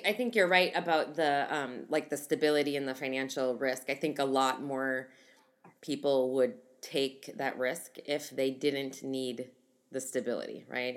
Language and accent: English; Midwest, United States; I'm from the Midwest